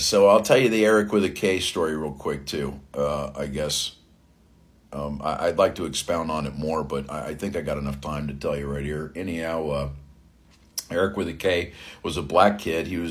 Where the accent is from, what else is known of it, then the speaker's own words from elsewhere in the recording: South Florida, United States; I grew up in South Florida